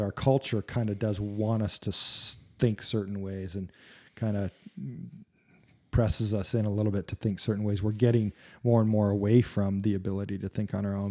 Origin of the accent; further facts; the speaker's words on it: United States; I love being an American.